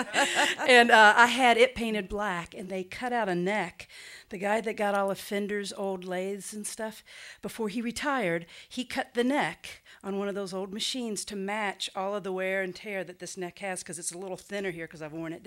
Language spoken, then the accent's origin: English; Lexington, Kentucky, United States; moved away as an adult; now in Cincinnati, United States; I grew up in Lexington. I've been in Cincinnati since 97.